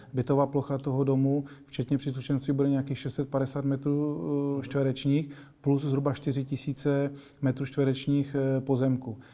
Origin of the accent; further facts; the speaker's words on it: Moravian-Silesian Region, Czechia; moved away as an adult; also born or lived in Prague; já teda jsem původem eh, taky ze Severní Moravy